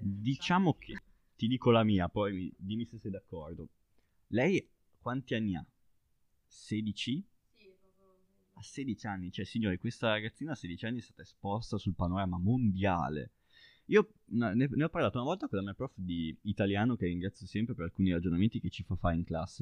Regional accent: Baiso, Emilia-Romagna, Italy; io parlo da piccolo ragazzo di un paese di montagna e da una collina nel mio paese che si chiama Baiso si vede Sassuolo

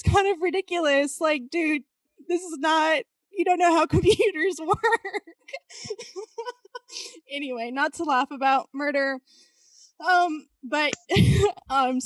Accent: Wichita, Kansas, United States; I'm from Wichita

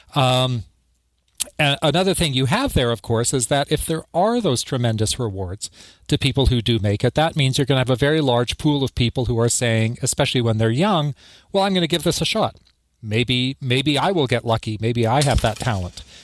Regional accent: Canada; moved away as an adult; also born or lived in Tasmania, Australia; now in Bloomington, United States; my home country of Canada

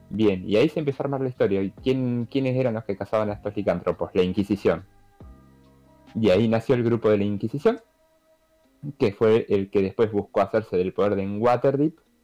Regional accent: Argentina; nosotros como argentinos

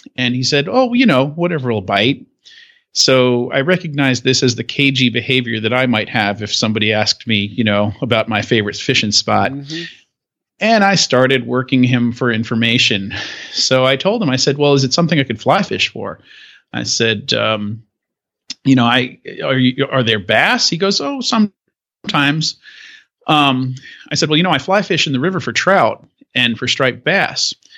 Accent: Long Island, New York, United States; also born or lived in Roxboro, North Carolina / Durham, North Carolina; now in South Carolina, United States; growing up on Long Island

